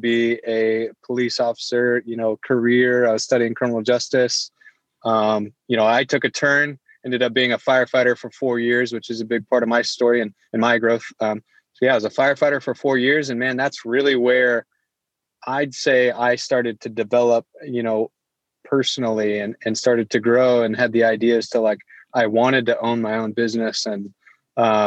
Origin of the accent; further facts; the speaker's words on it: Iowa, United States; also born or lived in Springfield, Missouri; I grew up in Iowa. I was the oldest of five kids